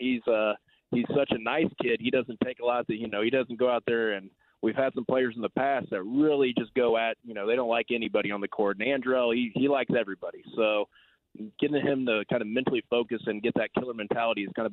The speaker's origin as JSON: {"language": "English", "region": "Southwest Kansas", "country": "United States", "said": "I was from Southwest Kansas 3A school"}